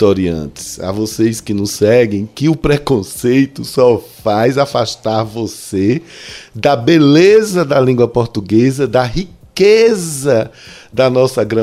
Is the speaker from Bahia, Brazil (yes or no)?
yes; Juazeiro, Bahia, Brazil; O nosso sotaque aqui em Juazeiro já se difere do, de, de, é, do sotaque em Petrolina, que se difere do Recife e por aí vai.